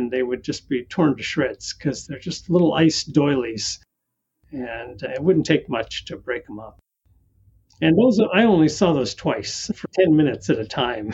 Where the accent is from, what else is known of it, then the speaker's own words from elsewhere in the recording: North Dakota, United States; also born or lived in Southern California; now in California, United States; I grew up in North Dakota. It's always windy in North Dakota